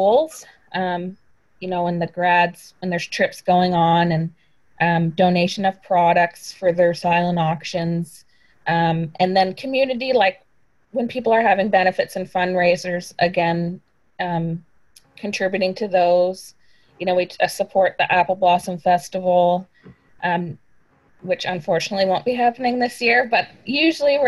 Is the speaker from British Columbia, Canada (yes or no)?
no; Weymouth, Nova Scotia, Canada; now in Annapolis Valley, Canada; I'm not originally from the valley. I grew up in Weymouth, which is in Digby County.